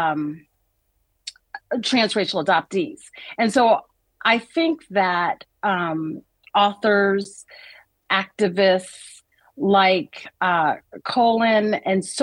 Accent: Washington, District of Columbia, United States; I grew up in Washington, D.C., I was living in a bubble with my family.

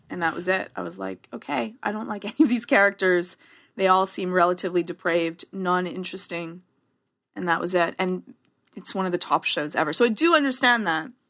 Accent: Canada; accent: Canadian; my Canadian accent

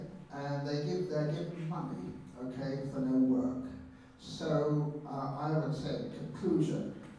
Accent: London, United Kingdom; I'm a Londoner, born and bred in London

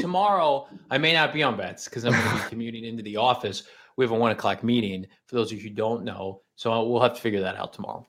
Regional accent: Illinois, United States; now in Phoenix, United States; I'm from Illinois, so lotta my family, my cousin Dylan, they're big Chicago Bulls fans

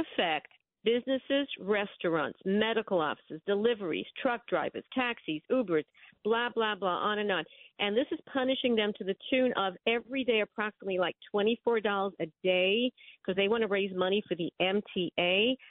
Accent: New York City, New York, United States; I'm from Brooklyn.

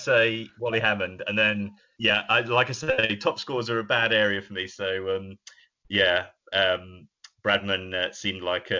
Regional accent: England, United Kingdom; I'm English

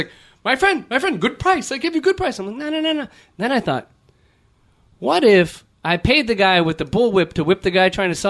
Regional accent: Los Angeles, California, United States; I'm from LA, like United States of America.

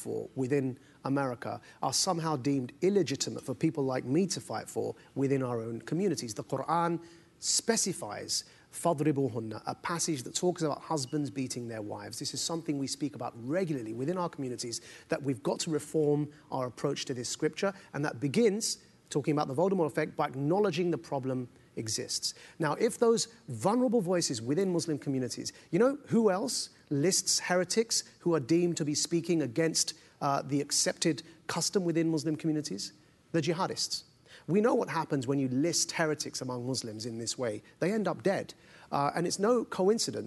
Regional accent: United Kingdom; accent: British; I'm clearly, by my accent, somebody from the United Kingdom

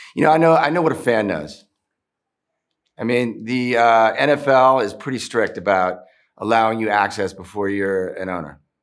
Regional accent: Maryland, United States; born or raised there; also born or lived in Philadelphia

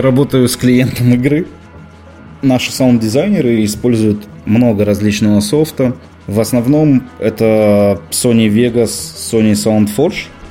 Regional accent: Rostov-on-Don, Rostov Oblast, Russia; also born or lived in Moscow, Russia; now in Minsk, Belarus; я изначально из Ростова-на-Дону, но ну, а потом из Москвы, где я жил и работал шесть с половиной лет

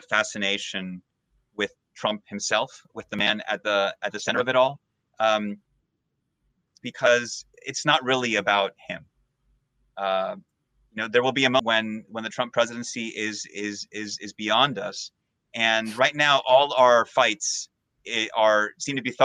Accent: Peru; now in United States; I'm from Peru

